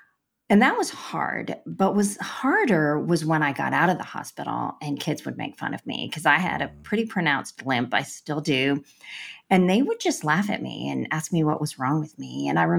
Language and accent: English; India; born there; Well, I was born in India to Christian parents.